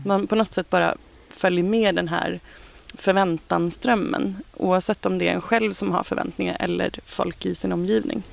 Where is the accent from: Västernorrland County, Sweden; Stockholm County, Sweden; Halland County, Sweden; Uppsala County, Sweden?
Stockholm County, Sweden; Ekerö; also born or lived in Bromma / Kungsholmen; Jag är född och uppvuxen ute på Ekerö eh, som ligger precis utanför Stockholm